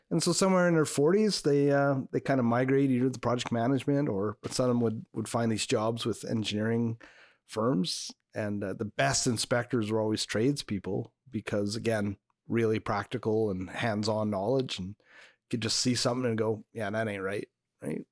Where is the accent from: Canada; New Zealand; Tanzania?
Canada; I'm French Canadian